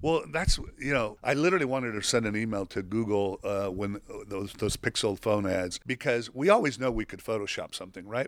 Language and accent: English; Mexico; moved away; I grew up in Mexico